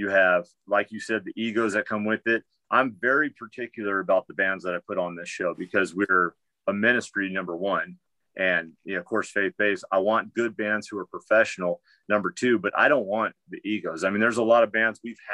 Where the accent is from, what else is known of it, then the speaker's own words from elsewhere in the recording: Pomona, California, United States; moved away as an adult; also born or lived in Sacramento, California; now in Missouri, United States; I grew up in the metal scene in Southern California. I grew up in Pomona, California